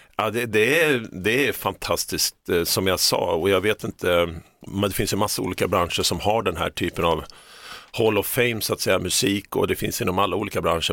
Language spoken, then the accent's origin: Swedish; Stockholm, Stockholm County, Sweden; moved away as an adult; also born or lived in Toronto, Canada; Stockholm där jag är uppvuxen